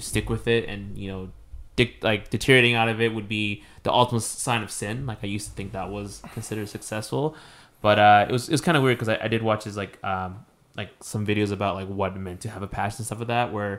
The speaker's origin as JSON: {"language": "English", "country": "Mexico", "said": "I'm not Filipino. I mentioned this before, like I'm Mexican."}